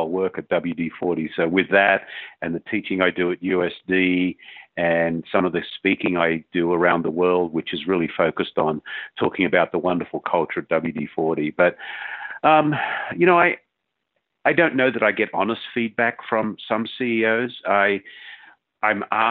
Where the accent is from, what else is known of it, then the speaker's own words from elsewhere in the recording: Australia; moved away as an adult; growing up in Australia